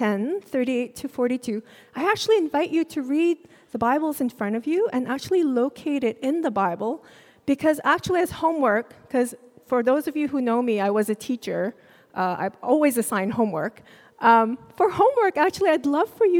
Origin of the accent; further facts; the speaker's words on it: Singapore; also born or lived in Jakarta, Indonesia; And when I was four, we moved to Singapore. My parents enrolled me in a Chinese school